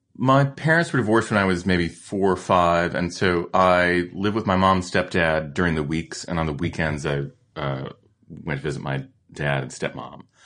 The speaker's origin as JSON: {"language": "English", "town": "Colchester", "region": "Connecticut", "country": "United States", "tie": "born or raised there", "moved": "yes", "said": "I grew up in Connecticut, uh, in a town called Colchester"}